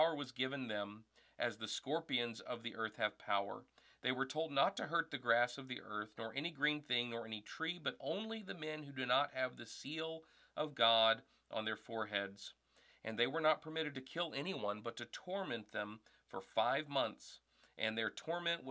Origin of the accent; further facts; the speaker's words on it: the South, United States; moved away as an adult; also born or lived in Arkansas; now in Wisconsin, United States; I grew up in the South